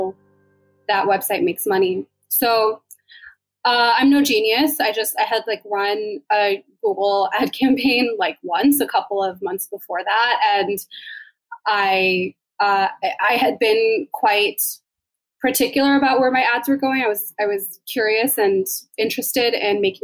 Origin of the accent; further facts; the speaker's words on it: Maryland, United States; We're both originally from Maryland